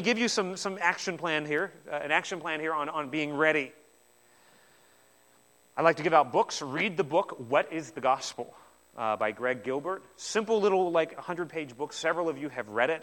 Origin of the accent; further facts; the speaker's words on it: New Zealand; I'm from New Zealand as well